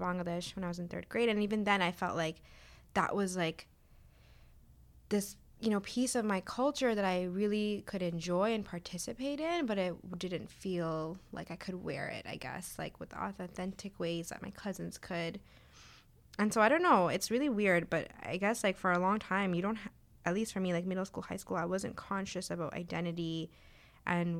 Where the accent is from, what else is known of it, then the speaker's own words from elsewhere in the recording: Canada; also born or lived in Zambia; I grew up in Canada for the most part.